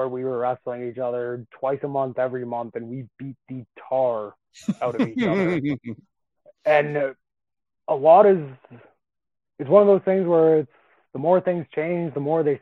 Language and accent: English; Calgary, Alberta, Canada; now in Edmonton, Canada; I live in Edmonton right now, but I'm from Calgary.